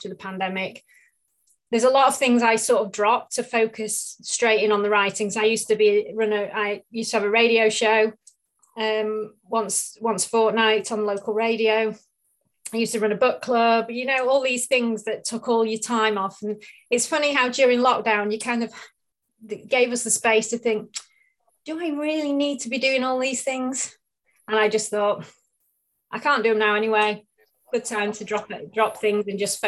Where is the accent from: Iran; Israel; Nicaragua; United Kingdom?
United Kingdom; Manchester, North West England; moved away as an adult; also born or lived in Marlow; now in North Wales, United Kingdom; I grew up in Manchester, moving over to North Wales about in 2005 with work